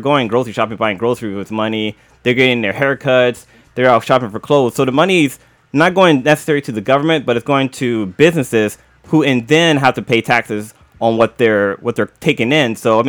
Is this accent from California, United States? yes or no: yes; Los Angeles, California, United States; That's a long time. So I'm from East L.A., man.